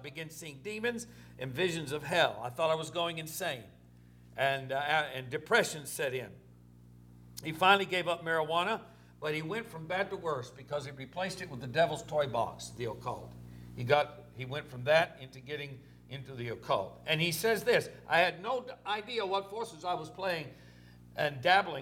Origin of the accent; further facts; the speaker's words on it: Orange, Texas, United States; it was Orange, Texas, my hometown, my mother's hometown.